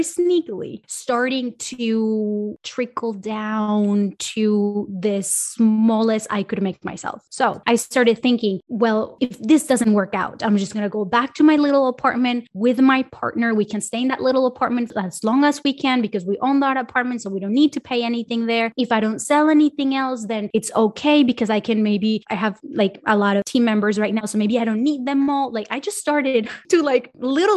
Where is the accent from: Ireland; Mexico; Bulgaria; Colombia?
Colombia; also born or lived in Miami, United States / Los Angeles, United States; now in Sweden; I'm from Colombia and I lived in Miami and I lived